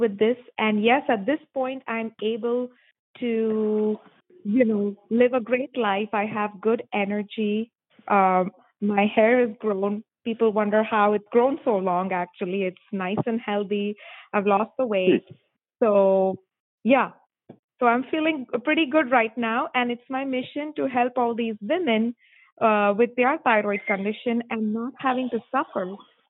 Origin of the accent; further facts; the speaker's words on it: Mumbai, Maharashtra, India; moved away as an adult; I am born and raised in Mumbai, India